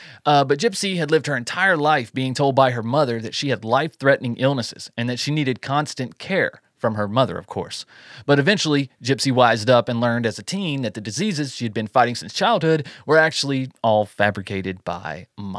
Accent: North Carolina, United States; Hey, I'm from North Carolina.

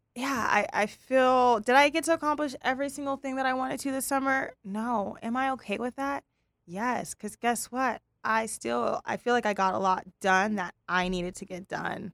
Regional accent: Pasadena, California, United States; we're California, Pasadena girls

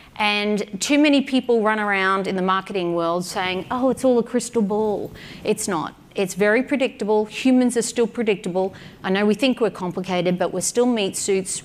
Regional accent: Australia; I'm an Aussie

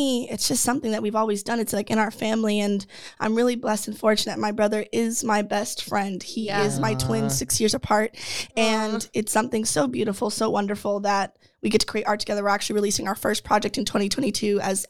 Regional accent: Sleepy Hollow, New York, United States; I was born in Sleepy Hollow.

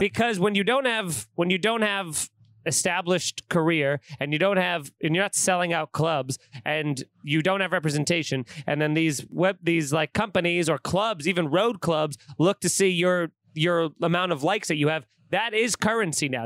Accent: Long Island, New York, United States; growing up in Long Island

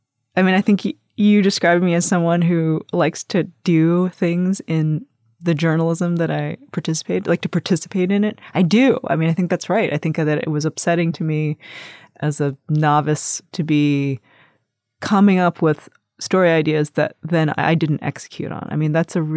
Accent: Long Island, New York, United States; my brother and I are the first generation of our family to be born in America. And when we grew up primarily in Long Island, it was very white.

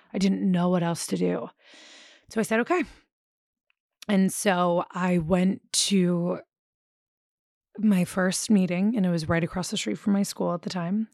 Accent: Philadelphia, Pennsylvania, United States; moved away as an adult; also born or lived in New Orleans; I grew up in Philadelphia

